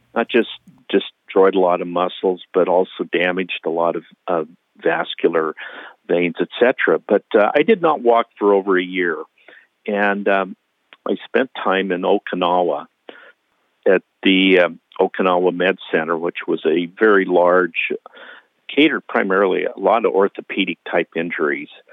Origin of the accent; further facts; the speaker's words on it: Billings, Montana, United States; Billings, Montana, where I was born.